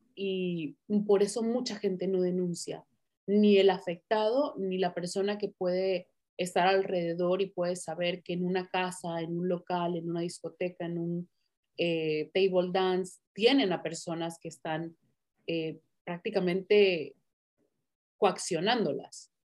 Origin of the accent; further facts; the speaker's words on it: Tijuana, Baja California, Mexico; yo me crié prácticamente allá, me siento tijuanense, amo Tijuana